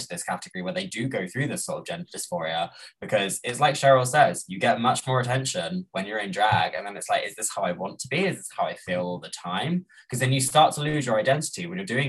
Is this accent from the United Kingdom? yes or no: yes; United Kingdom; I am a British person.